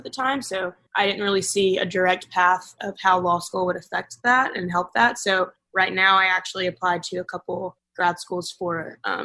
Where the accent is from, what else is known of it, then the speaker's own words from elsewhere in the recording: North Alabama, United States; I'm from Alabama. So we drove from North Alabama to Milwaukee